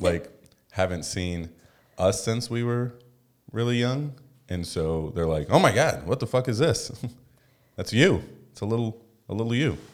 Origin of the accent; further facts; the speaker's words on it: United States; moved away; also born or lived in Vancouver; we're American